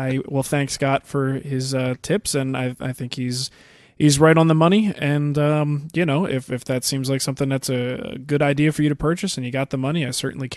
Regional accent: Netherlands; Hey, Matt and Mark, how are you there up over instead of down under? I'm from the Netherlands, and I have a question about hand planes.

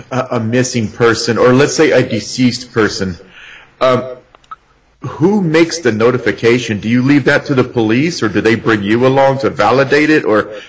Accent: Arizona, United States; I grew up in Arizona.

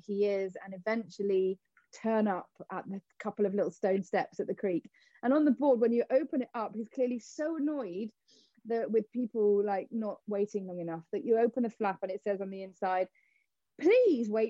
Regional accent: Cornwall, South West England, United Kingdom; me being Cornish

